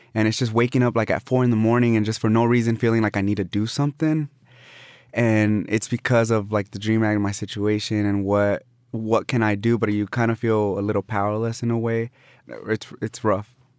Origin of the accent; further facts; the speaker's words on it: Austin, Texas, United States; also born or lived in Mexico; I have my roots here